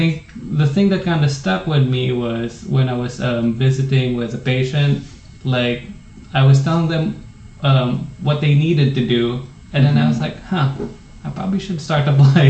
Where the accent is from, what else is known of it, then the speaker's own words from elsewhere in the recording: Philippines; now in United States; There are a lot of things I think that are taken for granted both ways. Really? You know, there were things back home where you would consider them luxuries here.